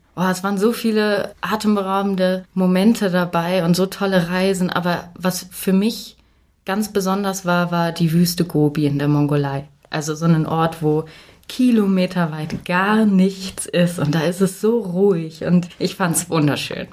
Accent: Hanover, Lower Saxony, Germany; ich komme nicht aus München. Ich äh, komme aus Hannover

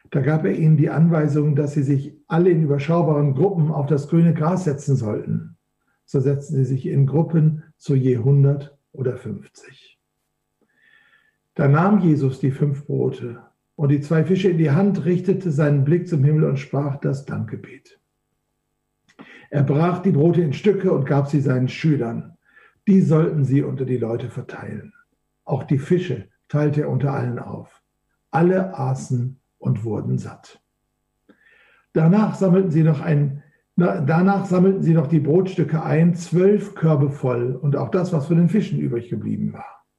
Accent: Duisburg, North Rhine-Westphalia, Germany; Ich komme ja aus dem Flachland, ich komme ja aus Duisburg, einer der schönsten Städte Deutschlands, direkt nach München anzusiedeln

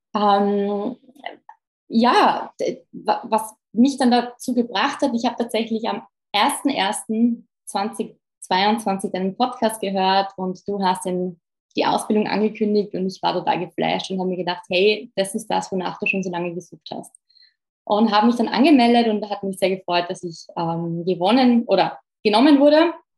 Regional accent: Innsbruck, Tyrol, Austria; moved away as an adult; also born or lived in Vienna, Austria; now in Brussels, Belgium; ich bin eigentlich aus Österreich, war die einzige Österreicherin

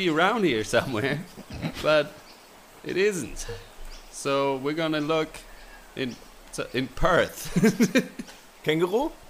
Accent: Germany; now in Australia; Es ist einfach. Es ist einfach mal was anderes. Ich komme persönlich komme aus Erkenrade äh, bei äh, und das ist einfach mal äh, was anderes hier.

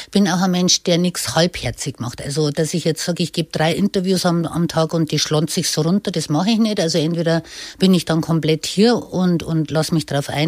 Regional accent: Bavaria, Germany; Bayern ist für mich mein Traumland, meine Heimat.

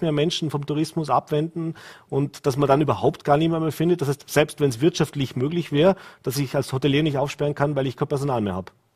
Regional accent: Vorarlberg, Austria; bei uns in Vorarlberg

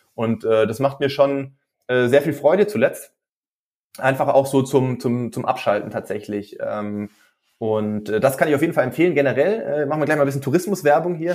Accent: Stuttgart area, Baden-Württemberg, Germany; moved away as an adult; now in Regensburg, Germany; gebürtig aus der Stuttgarter Gegend, aber wie gesagt, vorher äh, nach, nach dem Abitur nach Regensburg relativ früh gekommen zum Studieren 2007

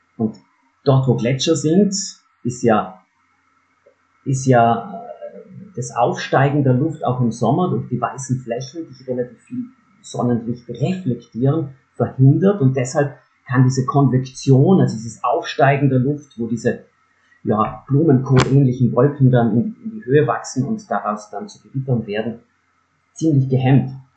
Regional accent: South Tyrol, near Merano, Trentino-Alto Adige, Italy; Ich bin ja gebürtiger Südtiroler, bin aufgewachsen in der Nähe von Meran

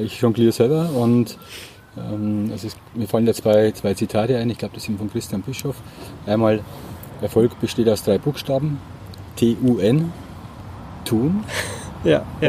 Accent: Bavaria, Germany; ich komme ja aus Bayern

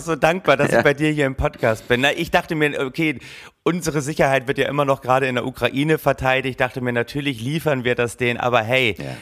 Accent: Berlin, Germany; Als Berliner

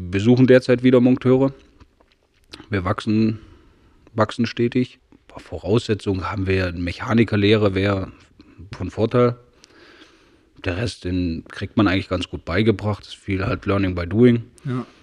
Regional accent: Saxony, Germany; nee, ja, ich bin ja, in Sachsen geboren, meine Lehre gemacht.

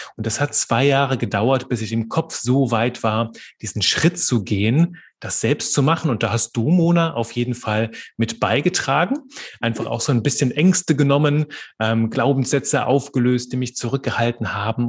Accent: Belgium; moved away as an adult; also born or lived in Aachen, Germany / Liège, Belgium / Marburg, Germany; now in Kerpen, Germany; bin gebürtiger Belgier und wohne heute in Kerpen bei Köln.

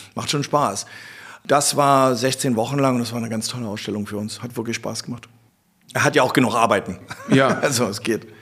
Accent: Berlin, Germany; wir sind Berliner

